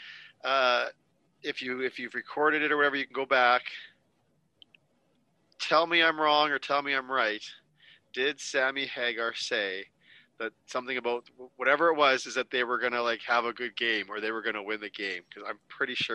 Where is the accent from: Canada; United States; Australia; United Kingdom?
Canada; As a Canadian